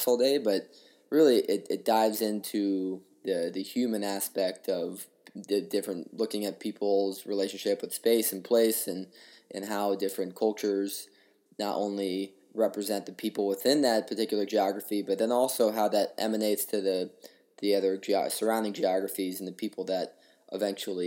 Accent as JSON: {"language": "English", "town": "Los Angeles", "region": "California", "country": "United States", "tie": "born or raised there", "also_born_or_lived": "Madison, Wisconsin", "moved": "as an adult", "said": "I'm personally from Los Angeles, California, grew up on the coast"}